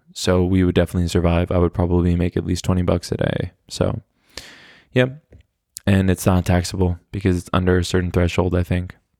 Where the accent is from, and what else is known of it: Oklahoma City, Oklahoma, United States; born or raised there; moved away as an adult; now in Germany